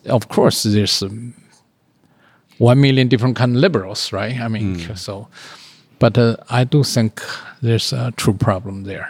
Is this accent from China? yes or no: yes; China; moved away; I'm the only Chinese